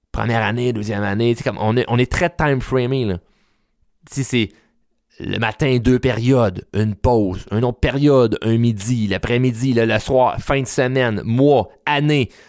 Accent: Repentigny, Quebec, Canada; ben moi, je suis né à Rapantini. Euh, j'étais allé à l'école à Repentigny, rencontré ma femme à Repentigny

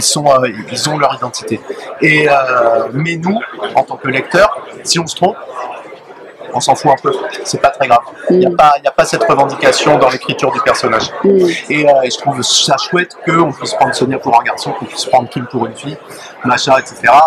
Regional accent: Paris, Île-de-France, France; sauf quand on est parisien, comme moi.

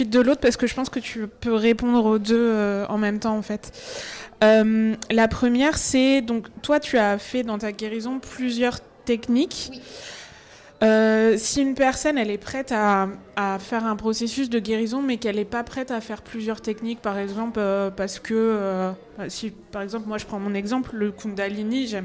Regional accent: Normandy, France; je suis norme, je suis normande.

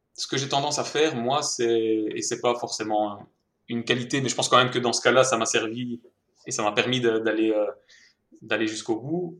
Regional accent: Mons, Wallonia, Belgium; accent: Belgian; je suis belge, si jamais ça ne s'était pas encore entendu à l'accent

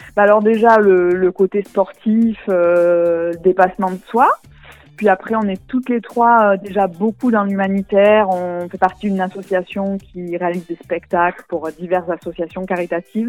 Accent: Tarascon, Provence-Alpes-Côte d'Azur, France; also born or lived in Beaucaire; on est de Tarascon à peu près, Tarascon, Beaucaire

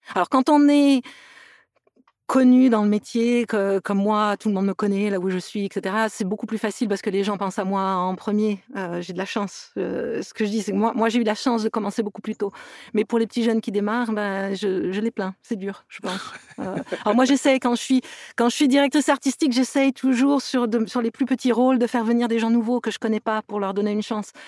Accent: near Toulouse, Occitania, France; also born or lived in Metz / Montpellier / England; now in Los Angeles, United States; je suis née à Metz, mais j'ai passé mon enfance près de Toulouse. Donc, euh, donc je me sens toulousaine

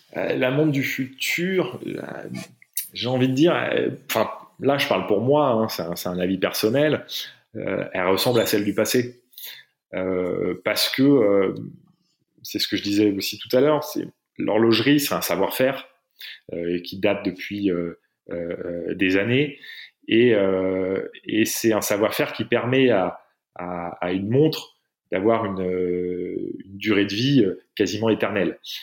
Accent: France; je suis français, j'ai une carte d'identité française

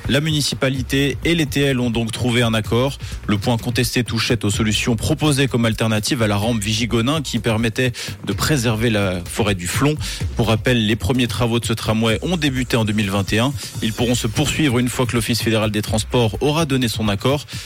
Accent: Romandy, Switzerland; voici l'actu chez nous en Suisse romande avec Tom

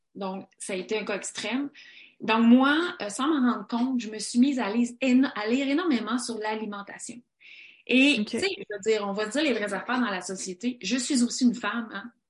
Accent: Quebec, Canada; nous, les gens en Amérique du Nord, les gens au Québec

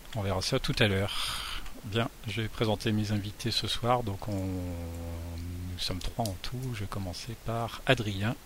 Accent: Boulogne-sur-Mer, Hauts-de-France, France; la photo du jardin des Tintelleries, un jardin proche de là où j'ai grandi.

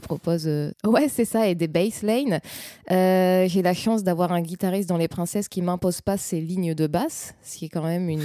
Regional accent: north of France, France; je suis originaire du nord de la France

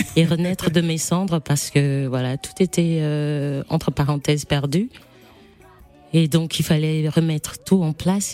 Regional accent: Gabon; moved away as an adult; now in Cameroon; Je suis née au Gabon, j'ai grandi avec mon papa, j'ai été élevée par mon papa

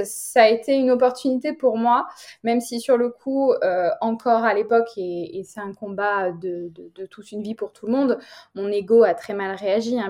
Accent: France

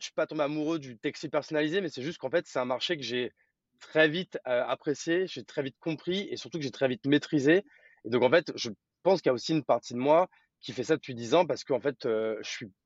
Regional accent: Grand Est, France; also born or lived in Paris; now in Bordeaux, France; Exactement, je suis né à Paris. Après, j'ai vécu une grande partie de ma vie en Champagne-Ardenne

